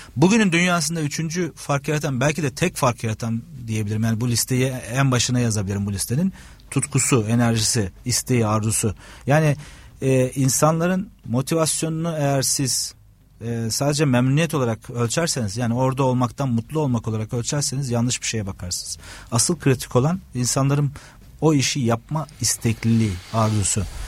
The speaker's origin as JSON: {"language": "Turkish", "region": "Trabzon", "country": "Turkey", "tie": "born or raised there", "moved": "as an adult", "lives_now": "Istanbul, Turkey", "said": "Trabzon doğumluyum. Trabzon'da lise sona kadar Trabzon Anadolu Lisesi'nde okuduktan sonra İstanbul'a e, üniversite sebebiyle geldim."}